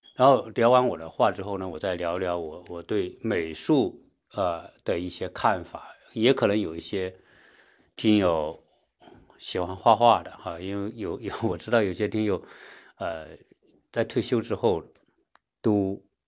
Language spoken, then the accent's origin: Chinese; China; 我们国内的很多人啊，或者我们中国人吧